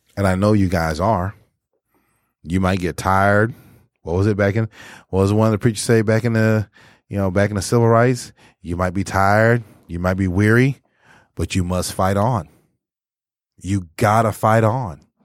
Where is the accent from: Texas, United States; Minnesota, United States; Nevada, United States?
Texas, United States; now in Michigan, United States; in my hometown during that time period in eighty-two